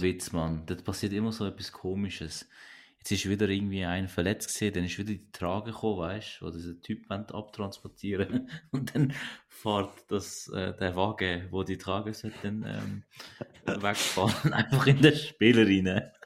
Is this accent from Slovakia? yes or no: no; Switzerland; also born or lived in Turkey; ich bin zwar nicht hier geboren, aber ich bin drei gewesen